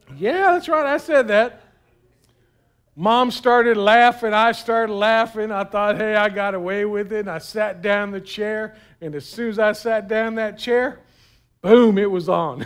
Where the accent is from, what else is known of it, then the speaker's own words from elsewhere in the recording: South Florida, United States; I was from South Florida, man. We didn't put on any extra clothes. It was always too hot